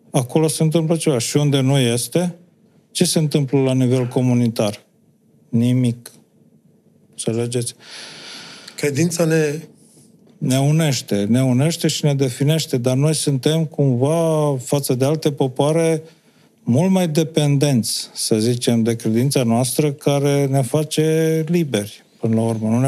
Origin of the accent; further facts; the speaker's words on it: Romania; Pentru orice om e capitală, dar pentru noi cu atât mai mult. Noi uh, nu ne descurcăm în lumea asta, în lumea mare, să zicem, comunitatea europeană, cealaltă planetară, fără credința noastră.